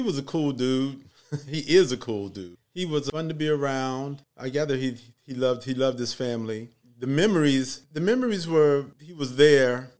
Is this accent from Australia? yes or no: no; Little Rock, Arkansas, United States; now in Atlanta, United States; I'm originally from Little Rock, Arkansas.